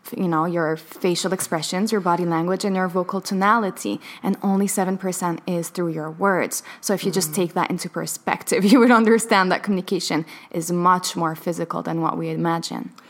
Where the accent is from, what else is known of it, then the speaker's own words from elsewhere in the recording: Palestine; I was born in Palestine